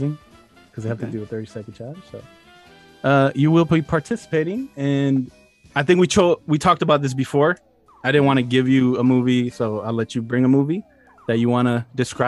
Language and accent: English; Chicago, Illinois, United States; I'm from Chicago